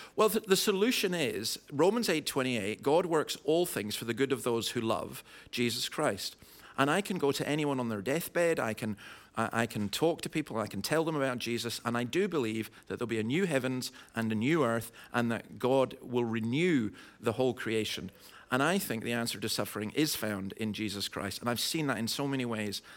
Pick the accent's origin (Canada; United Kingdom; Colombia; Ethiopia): United Kingdom; Scotland; I'm a Scottish Calvinist